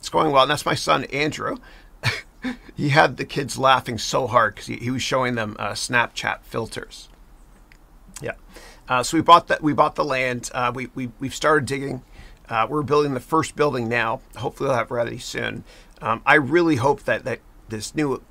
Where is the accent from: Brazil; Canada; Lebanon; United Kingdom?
Canada; Mississauga, Ontario; moved away as an adult; now in United States; I'm a 905er. That's my area code. I'm from Mississauga, Ontario